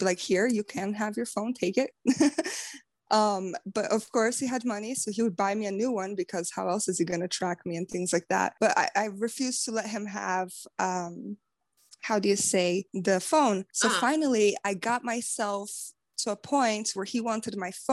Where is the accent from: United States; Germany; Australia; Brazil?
Brazil; moved away; I'm from Brazil, and so I don't have family here